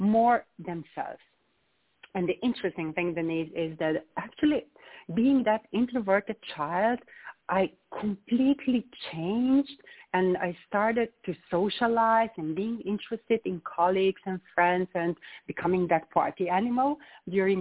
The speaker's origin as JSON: {"language": "English", "country": "Slovenia", "tie": "born or raised there", "said": "I'm coming from Slovenia, and that small country. I was born in a very, very small village."}